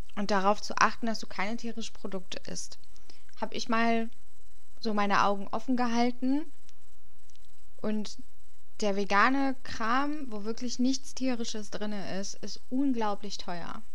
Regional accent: Hesse, Germany; bei uns in Hessen

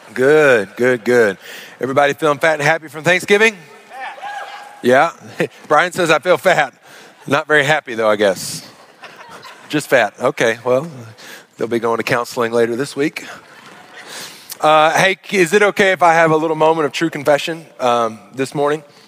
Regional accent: Arkansas, United States; growing up in Arkansas

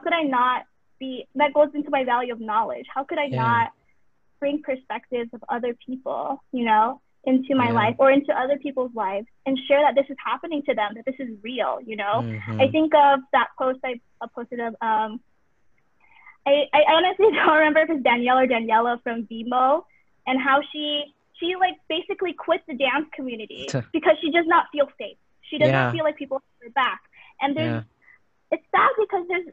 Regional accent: United States; I'm second generation, I'm Asian American

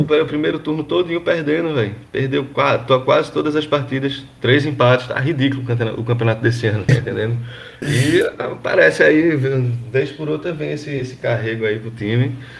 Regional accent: Gravatá, Pernambuco, Brazil; moved away; also born or lived in Recife; eu não nasci aqui na capital, não nasci em Recife, eu nasci em Gravatá, né? Que é uma uhum. cidade uhum. do Agreste aqui, uns 80 quilômetros de distância

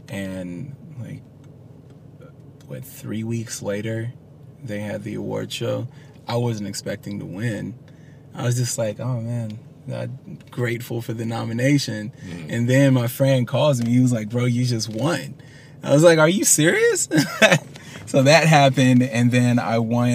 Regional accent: North Carolina, United States; I'm from North Carolina. Grew up musical family

